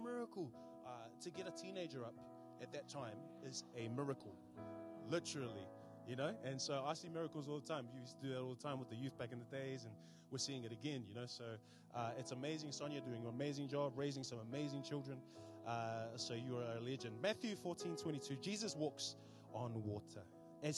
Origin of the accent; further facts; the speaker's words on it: Auckland, New Zealand; moved away as an adult; now in Wellington, New Zealand; I hail from the Big Smoke, Auckland, and yeah, we came down here in 2010